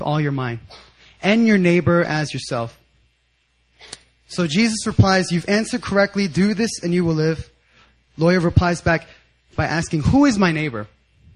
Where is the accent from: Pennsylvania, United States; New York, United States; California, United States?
Pennsylvania, United States; 10 minutes outside of Philadelphia; I grew up 10 minutes right outside of Philadelphia.